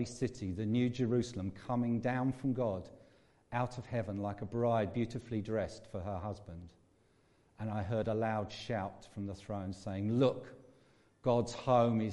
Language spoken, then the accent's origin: English; England, United Kingdom; I'm also English and British and European